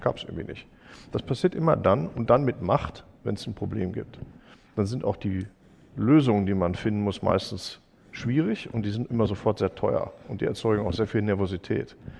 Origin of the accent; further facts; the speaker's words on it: Germany; als Deutsche